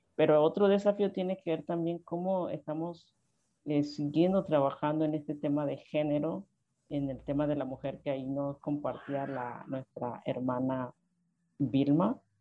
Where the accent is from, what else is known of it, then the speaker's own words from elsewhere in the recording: Guna Yala, Panama; yo soy panameña del pueblo Cunadule, uno de los siete pueblos indígenas en Panamá